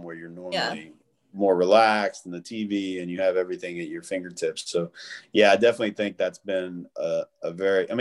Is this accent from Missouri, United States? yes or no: no; Memphis, Tennessee, United States; moved away as an adult; also born or lived in Western Kentucky / Los Angeles; now in Las Vegas, United States; I grew up super poor and you know, in a really weird, you know, area of Kentucky, and then I grew up in South Memphis